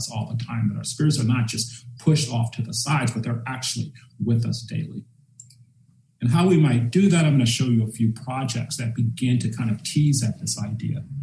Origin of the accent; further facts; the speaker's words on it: Charlotte, North Carolina, United States; And it made me dwell back on my childhood growing up in Charlotte. And I remember in high school that they put in a Pomodoro downtown.